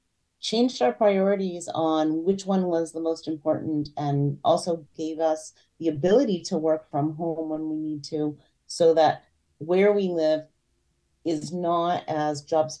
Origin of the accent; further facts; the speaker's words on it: Presque Isle, Maine, United States; also born or lived in Penobscot County, Maine; being from Aroostook County, I live in Penobscot County now, and I'm not from Lincoln, I'm from away, I'm from Presque Isle.